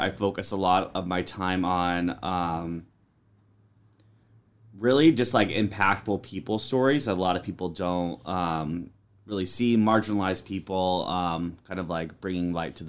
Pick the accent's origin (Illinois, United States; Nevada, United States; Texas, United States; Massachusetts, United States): Illinois, United States; Peoria; I am from Peoria, Illinois, originally. Moved out to Nebraska for my first job in news, where I worked as a reporter.